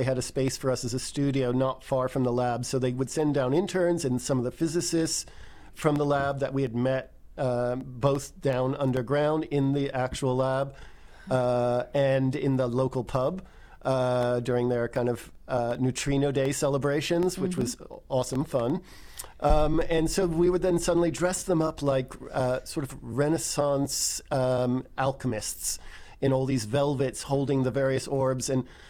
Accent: England, United Kingdom; also born or lived in United States; grew up partly spending my time in England and obsessing over the stone circles

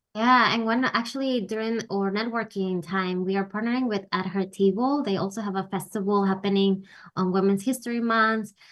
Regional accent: Peru; now in United States; I'm actually originally from Peru

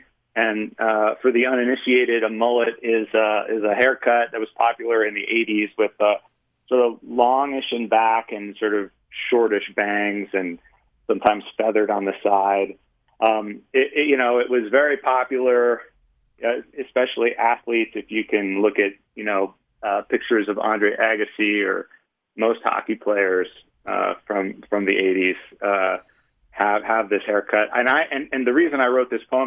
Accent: Michigan, United States; now in Utah, United States; I grew up in Michigan, more or less

